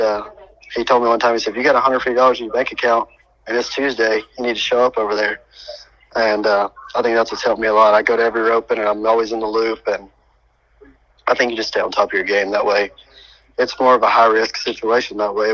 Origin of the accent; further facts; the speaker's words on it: Statesville, North Carolina, United States; now in Huckaby, United States; growing up in North Carolina